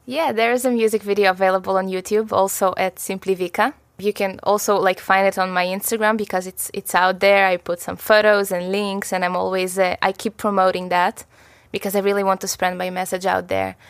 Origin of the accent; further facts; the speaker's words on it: Israel; also born or lived in Russia; I was seven years old, we moved from Russia to Israel